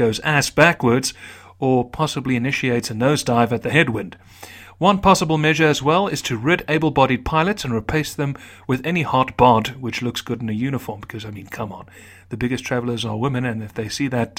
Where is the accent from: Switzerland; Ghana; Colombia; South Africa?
South Africa; my heritage is not only a Dutch South African, which is my primary allegiance, but a lot of the character traits of the Irish